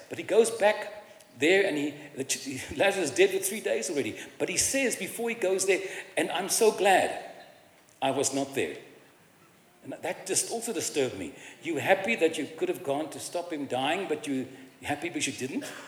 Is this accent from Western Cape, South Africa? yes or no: yes; Cape Town, Western Cape, South Africa; I was raised in Cape Town in a Jewish family and culture